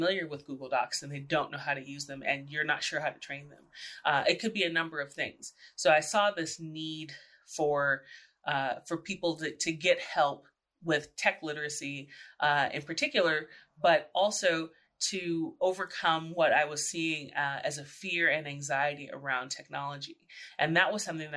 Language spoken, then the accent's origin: English; San Antonio, Texas, United States; moved away as an adult; also born or lived in New York City; I was born and raised in San Antonio, Texas, the oldest of four kids.